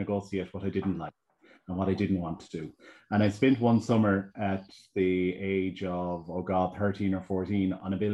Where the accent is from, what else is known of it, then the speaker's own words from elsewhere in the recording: Achill, Connacht, Ireland; now in Galway, Ireland; So Achill is home to me, and that's where I grew up.